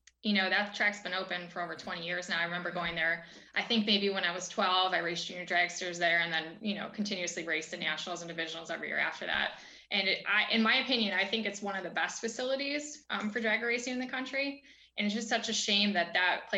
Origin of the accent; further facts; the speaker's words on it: Chicago suburbs, Illinois, United States; we're from the Chicago suburbs